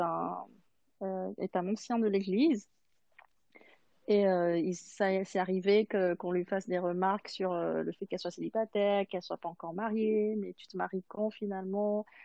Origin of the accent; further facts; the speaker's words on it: Madagascar; now in Switzerland; je viens de Madagascar et c'est la communauté adventiste à Madagascar